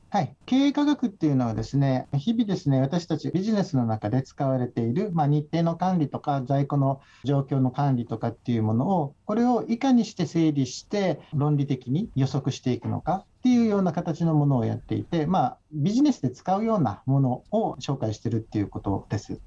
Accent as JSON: {"language": "Japanese", "region": "Okinawa", "country": "Japan", "tie": "born or raised there", "said": "出身は沖縄県"}